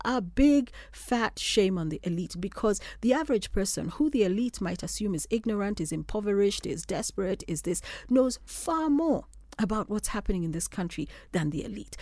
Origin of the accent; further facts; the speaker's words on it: Kenya; I'm a Kenyan.